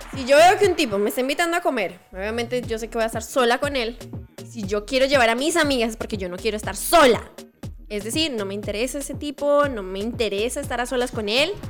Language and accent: Spanish; Bucaramanga, Santander, Colombia; en Bucaramanga, marica para todo. Siempre utilizamos marica